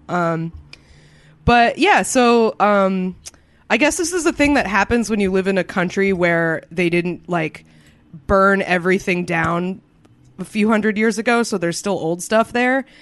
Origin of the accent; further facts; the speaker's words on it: New England, United States; I grew up in New England